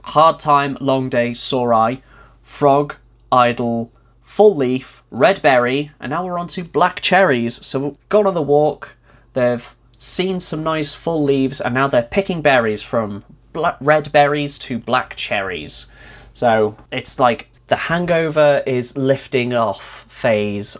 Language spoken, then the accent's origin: English; North Wales, United Kingdom; moved away; where I grew up in North Wales